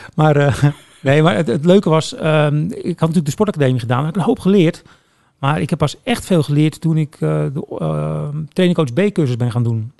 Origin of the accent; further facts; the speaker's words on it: Woerden, Utrecht, Netherlands; moved away as an adult; also born or lived in The Hague; now in Breukelen, Netherlands; oorspronkelijk kom ik wel uit Woerden. Ja. Ehm, maar ik, ik woon nu in Breukelen